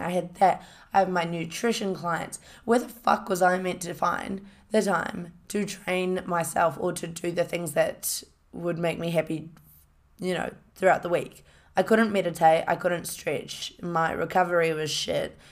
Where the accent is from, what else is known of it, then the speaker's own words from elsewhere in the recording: Hamilton, Waikato, New Zealand; I grew up in a, in a, uh, city called Hamilton, went to Hamilton Girls High School.